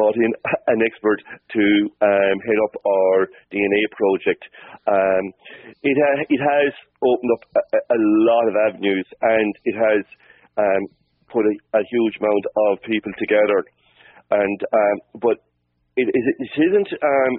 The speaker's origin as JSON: {"language": "English", "town": "Cappoquin", "region": "Munster", "country": "Ireland", "tie": "born or raised there", "said": "I was born like in Capoquin, which is about 10 miles from Dungarvan"}